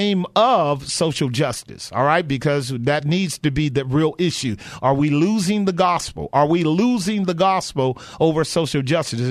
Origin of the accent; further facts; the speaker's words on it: Bay Area, California, United States; did you grow up in the Bay Area here like I did